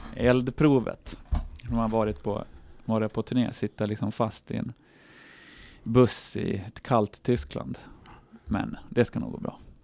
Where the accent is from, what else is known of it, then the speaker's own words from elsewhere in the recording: Horndal, Dalarna County, Sweden; från byn och Hornå där vi kommer ifrån